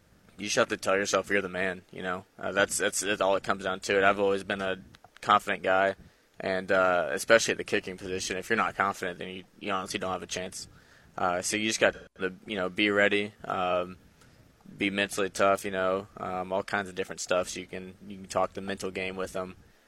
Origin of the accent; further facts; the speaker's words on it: Sedalia, Missouri, United States; now in Jonesboro, United States; I'm from Sedalia, Missouri, up there around Kansas City